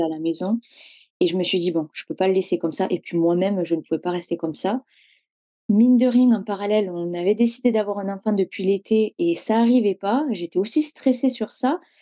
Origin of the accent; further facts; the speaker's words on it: Hérault, Occitania, France; now in Toulouse, France; Moi, je viens de l'Hérault